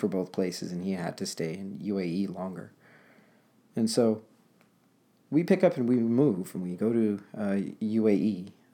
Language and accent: English; Los Angeles, California, United States; moved away as an adult; now in Portland, United States; I'm born and raised in Los Angeles